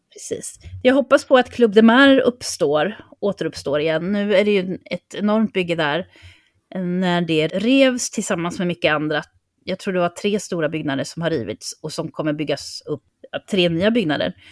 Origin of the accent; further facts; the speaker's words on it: Sweden; vi som svenskar